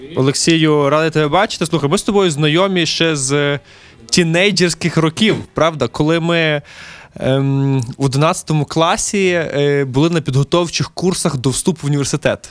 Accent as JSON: {"language": "Ukrainian", "town": "Lviv", "region": "Lviv Oblast", "country": "Ukraine", "tie": "born or raised there", "said": "мій рідний Львів"}